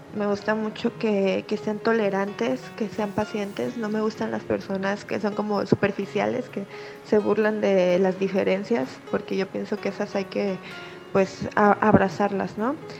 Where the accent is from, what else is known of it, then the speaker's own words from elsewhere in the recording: Manzanillo, Colima, Mexico; soy de Manzanillo, Colima